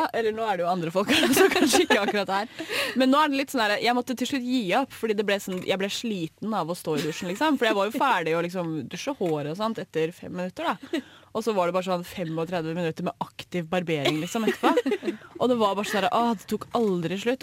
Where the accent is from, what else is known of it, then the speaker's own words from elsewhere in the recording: Oslo, Norway; moved away; da jeg var hjemme i Oslo